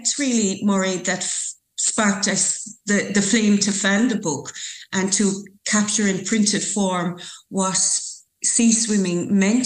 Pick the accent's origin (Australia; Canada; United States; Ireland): Ireland; Youghal, Munster; I was born in Youghal. I won't say how many years ago, but I was born in Youghal. So very fortunate to have grown up in Youghal.